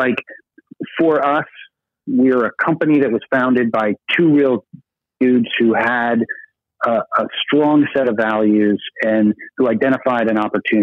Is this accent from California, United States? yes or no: no; Burlington, Vermont, United States; my hometown of Burlington, Vermont